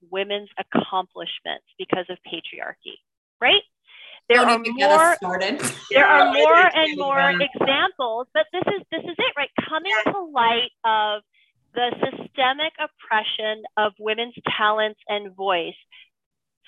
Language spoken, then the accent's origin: English; New York City, New York, United States; now in Marin County, United States; I'm originally from New York. I'm from Flushing.